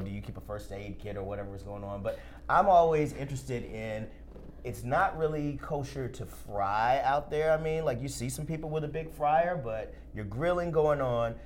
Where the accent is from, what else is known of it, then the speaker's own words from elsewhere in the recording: Alabama, United States; also born or lived in Tennessee; I'm from Alabama, uh, right. uh, also kind of Tennessee as well